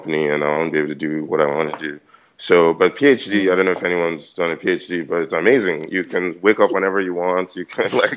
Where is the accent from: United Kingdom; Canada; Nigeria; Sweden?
Nigeria; moved away as an adult; now in United States; I'm obviously Nigerian. I went to King's College. I did school out here in the US